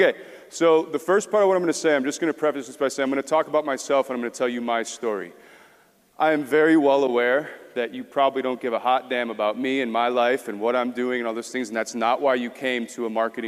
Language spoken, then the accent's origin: English; small town outside Milwaukee, Wisconsin, United States; moved away as an adult; also born or lived in Seoul, South Korea; get out of my hometown. I'm from Milwaukee, Wisconsin. From a small town just outside of there.